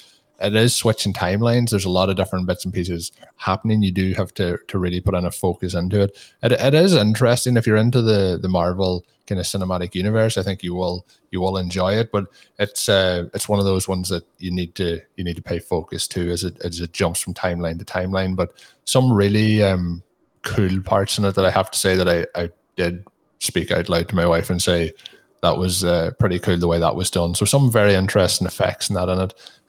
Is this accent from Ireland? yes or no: yes; Ireland; me being an Irish person, there's quite strong Irish accents in it